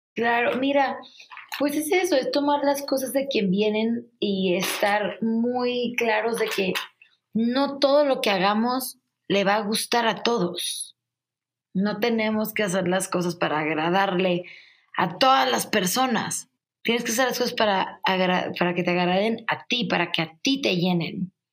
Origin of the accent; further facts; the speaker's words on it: Culiacán, Sinaloa, Mexico; moved away as an adult; also born or lived in Mexico City; a mi Culiacán lo amo, pero no me gusta para mí